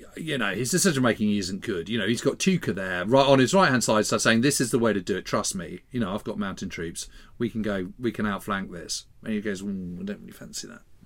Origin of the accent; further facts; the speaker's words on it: United Kingdom; as a Brit, as a British historian